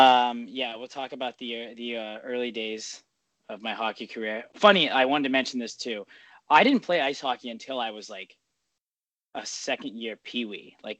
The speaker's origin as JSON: {"language": "English", "town": "San Francisco", "region": "California", "country": "United States", "tie": "born or raised there", "said": "I was born and raised in San Francisco, where there was not a big hockey culture, especially in the 90s."}